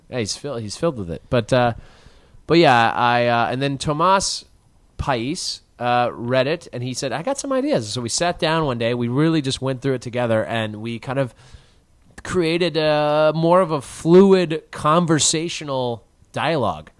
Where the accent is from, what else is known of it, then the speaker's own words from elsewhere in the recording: Chicago, Illinois, United States; as a Chicagoan